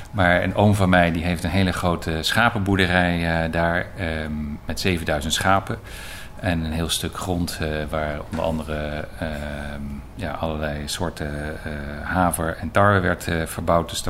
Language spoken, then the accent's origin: Dutch; Belgium; also born or lived in Leiden, Netherlands; ik ben geboren in Leiden, een hele tijd geleden inmiddels. Eh, ik ben als kind, mijn eh, zesde, naar, met, met gez, ouderlijk gezin naar België verhuisd. Mijn vader werkte toen voor de NAVO en daar heb ik een jaar of negen gewoond.